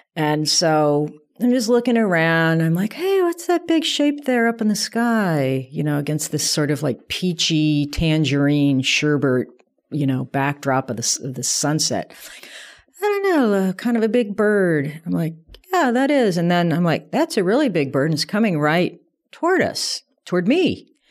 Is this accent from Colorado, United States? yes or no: yes; south of Denver, Colorado, United States; I grew up in Colorado, south of Denver, in a sort of a suburban environment.